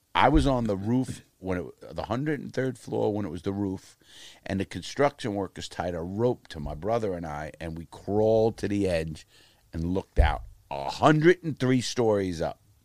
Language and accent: English; New York City, New York, United States; moved away as an adult; also born or lived in Fort Lauderdale; now in Portland, United States; Bronx and Brooklyn. I was born in the Bronx, and then we moved up in the world, you wanna call it. When I got out, I was, I was in Brooklyn